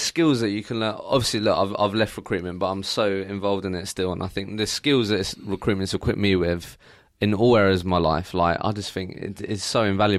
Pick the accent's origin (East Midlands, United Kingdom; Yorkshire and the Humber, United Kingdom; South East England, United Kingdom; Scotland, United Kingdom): South East England, United Kingdom; Eastbourne; born there; now in London, United Kingdom; I was born in Eastbourne, and now I'm in London.